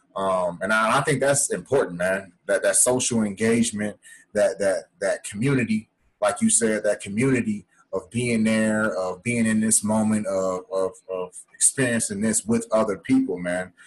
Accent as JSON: {"language": "English", "town": "Chicago", "region": "Illinois", "country": "United States", "said": "we're both from Chicago"}